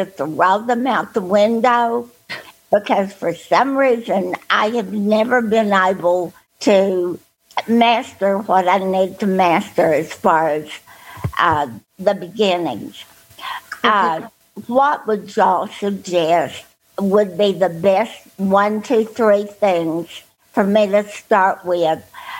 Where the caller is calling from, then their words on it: Texas, United States; from Texas. And I hope y'all are warmer than we are.